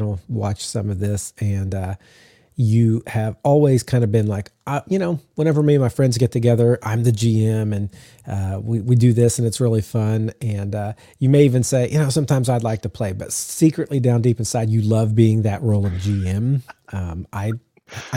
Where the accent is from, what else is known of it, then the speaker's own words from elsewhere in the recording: the South, United States; I'm from the South.